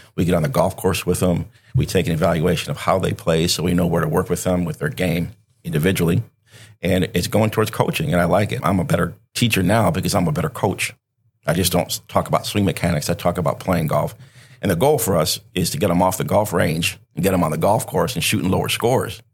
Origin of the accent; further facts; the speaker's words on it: Benton Harbor, Michigan, United States; moved away as an adult; also born or lived in Wisconsin; I was born and raised in Benton Harbor, Michigan